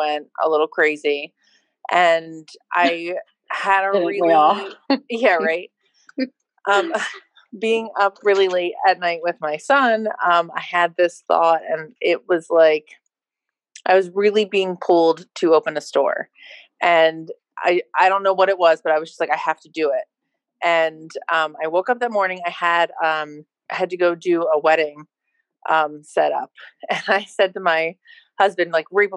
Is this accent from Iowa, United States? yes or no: no; Boyertown, Pennsylvania, United States; I'm from Boyertown